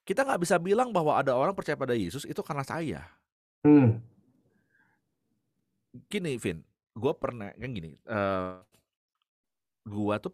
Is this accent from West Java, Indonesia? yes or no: yes; Bandung, West Java, Indonesia; Lalu gue dijemput biasa kan gitu ya karena gue dari Bandung